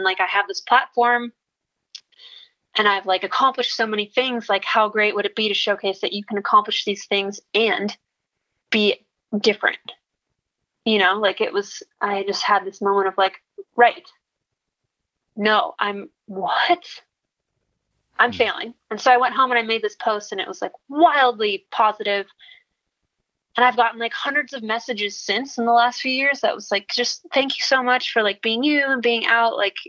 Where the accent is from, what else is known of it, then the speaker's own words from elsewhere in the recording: Midwest, United States; And I grew up in the Midwest and it's all very like sheltered and closed-minded.